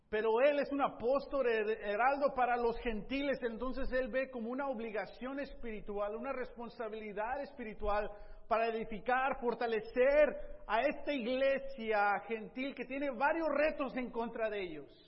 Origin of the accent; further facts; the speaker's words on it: Tepic, Nayarit, Mexico; born there; Mi primera en Tepic, yo nací en Tepic, Nayarit, en México, Colonia 2, calle Loma, eh, eh, calle 2, número 138, el barrio Lomas Altas, Tepic Nayarit.